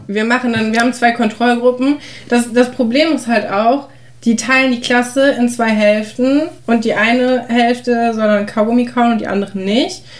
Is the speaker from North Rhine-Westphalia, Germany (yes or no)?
yes; North Rhine-Westphalia area, Germany; also born or lived in Aachen; wir kommen ja auch aus dem Großraum NRW